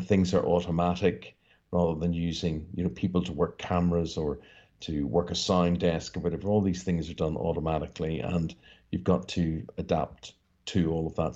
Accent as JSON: {"language": "English", "region": "Northern Ireland", "country": "United Kingdom", "tie": "born or raised there", "said": "growing up in Northern Ireland"}